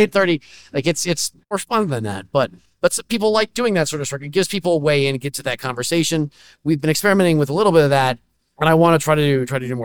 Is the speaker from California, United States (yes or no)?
yes; Menlo Park, California, United States; now in Washington D.C., United States; I grew up in Menlo Parks